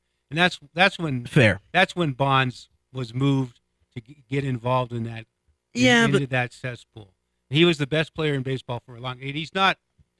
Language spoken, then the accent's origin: English; West Coast, United States; moved away; But I grew up on the West Coast.